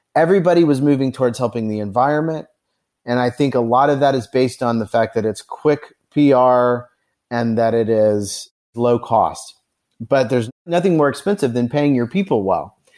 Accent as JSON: {"language": "English", "town": "Carmel", "region": "Indiana", "country": "United States", "tie": "born or raised there", "moved": "yes", "lives_now": "Nashville, United States", "said": "I grew up in Carmel, Indiana, on the north side of Indianapolis."}